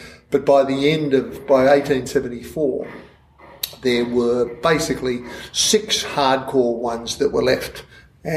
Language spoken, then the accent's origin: English; Australia; I never identified as particularly Irish or even Irish Australian. I was just, you know, fully